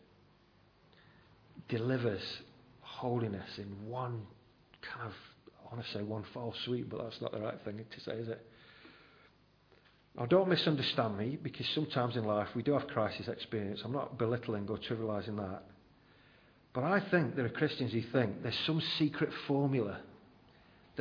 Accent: United Kingdom; We're very reserved as British people

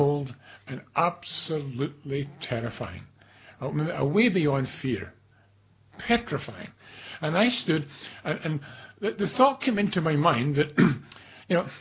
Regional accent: Glasgow, Scotland, United Kingdom; I'm from Glasgow.

